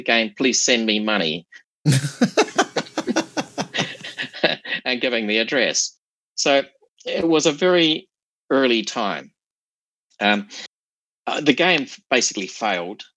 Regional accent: New Zealand; moved away as an adult; now in Sydney, Australia; I came from New Zealand

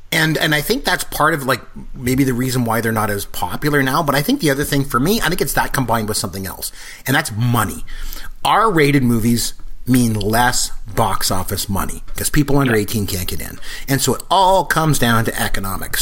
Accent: Port Elgin, Ontario, Canada; I grew up in a really small town. I grew up in Port Elgin, Ontario

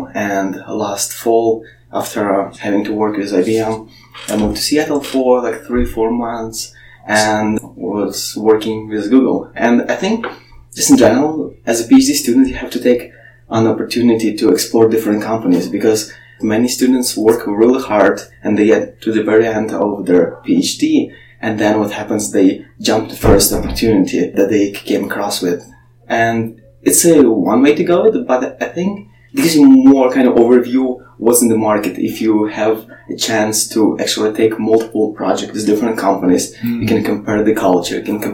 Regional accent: Ukraine; moved away as an adult; I grew up in Ukraine

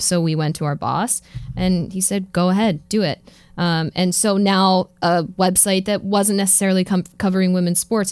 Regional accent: Philadelphia, Pennsylvania, United States; i'm from philadelphia

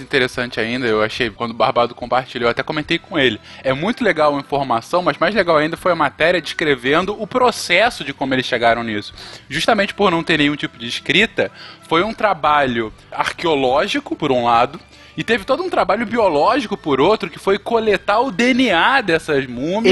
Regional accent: Brazil; somos brasileiros

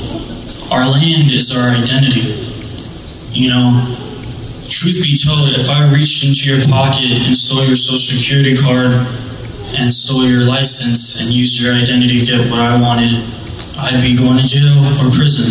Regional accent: Miami, Florida, United States; I'm from Miami, Florida.

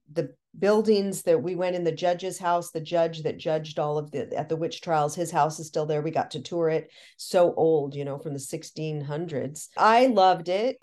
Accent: Seattle, Washington, United States; I'm from Seattle.

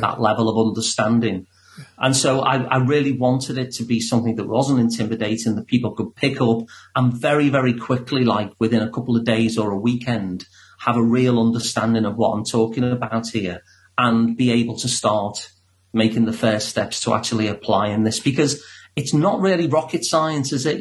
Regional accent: Liverpool, North West England, United Kingdom; I'm from Liverpool, so I actually sound like the guy who does your introduction

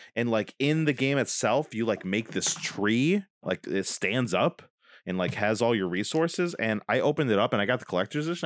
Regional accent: Dunkirk, New York, United States; moved away; we could move to Dunkirk, my hometown

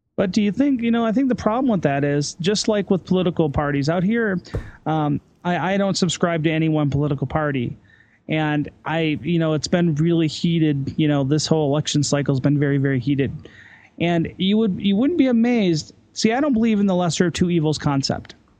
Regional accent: United States; also born or lived in Salt Lake City, Utah / Ireland; now in Denver, United States; as an American living in Europe

